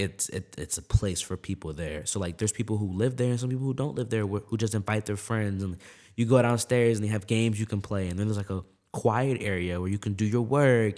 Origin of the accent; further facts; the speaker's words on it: Maryland, United States; I grew up in Maryland, right, my whole life. That's my home